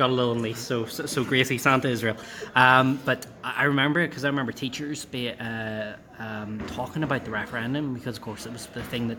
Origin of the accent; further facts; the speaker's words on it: Belfast, Northern Ireland, United Kingdom; I was born and raised and still live in North Belfast.